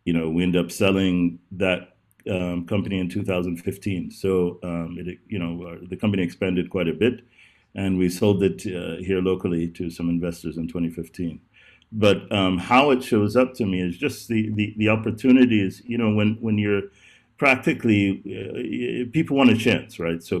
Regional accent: Texas, United States; also born or lived in Oklahoma; I'm from, I was uh, raised, my father was in the oil business initially. I was raised between Texas and Oklahoma.

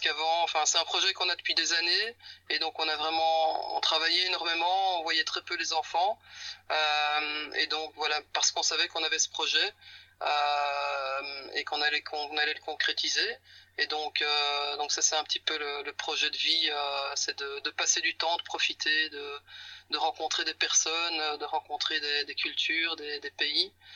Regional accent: Belgium; moved away as an adult; on vient de Belgique

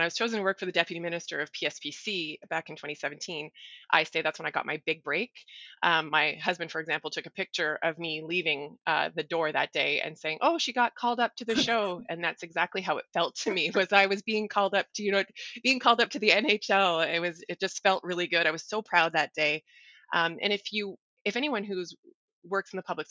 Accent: Ottawa, Ontario, Canada; I grew up in Ottawa, downtown Ottawa, Lower Town to be exact.

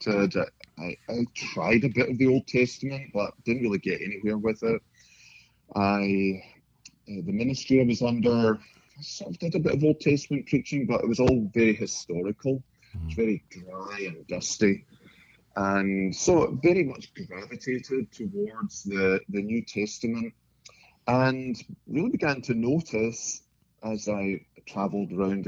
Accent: Scotland, United Kingdom; moved away as an adult; Originally from Scotland, born and brought up there, and converted to Christ there in my early 20s

